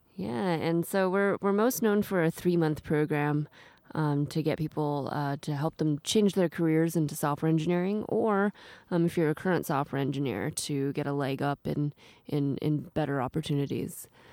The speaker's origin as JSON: {"language": "English", "town": "Seattle", "region": "Washington", "country": "United States", "tie": "born or raised there", "also_born_or_lived": "East Coast / China", "moved": "as an adult", "lives_now": "Japan", "said": "I grew up in Seattle, uh, with school on the East Coast"}